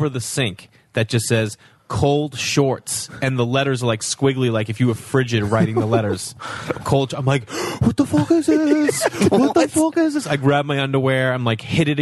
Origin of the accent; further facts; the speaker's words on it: Stoneham, Massachusetts, United States; Stoneham, Mass. 15 minutes north of Boston up the up 93